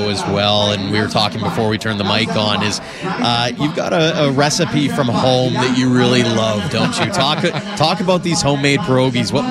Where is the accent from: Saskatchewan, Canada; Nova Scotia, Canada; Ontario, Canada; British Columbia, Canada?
Saskatchewan, Canada; Watson; now in Chauvin, Canada; out in the heart of Saskatchewan. Yeah, right that's my hometown, and we moved out to Chauvin, Alberta.